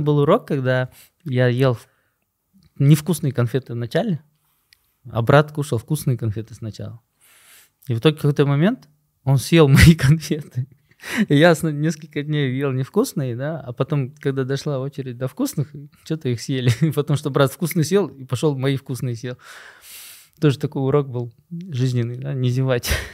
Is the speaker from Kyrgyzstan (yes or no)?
yes; Bishkek, Kyrgyzstan; moved away; also born or lived in Osh / Moscow / United States; Я родился в Аше, вырос в Бишкеке